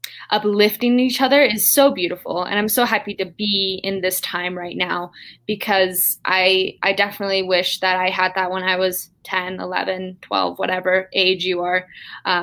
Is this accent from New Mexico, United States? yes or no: yes; Taos Pueblo, New Mexico, United States; I'm coming from Taos Pueblo, New Mexico, the farthest northern tribe here in New Mexico.